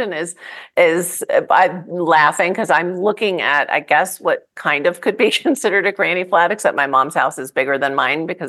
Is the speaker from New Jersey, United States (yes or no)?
yes; New Jersey, United States; I grew up in New Jersey.